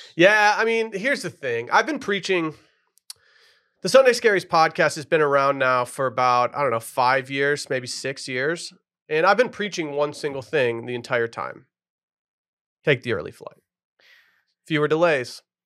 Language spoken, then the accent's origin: English; Harbor Springs area, Michigan, United States; moved away; Harbor Point Golf Course, my hometown course growing up, just did laps on that as a kid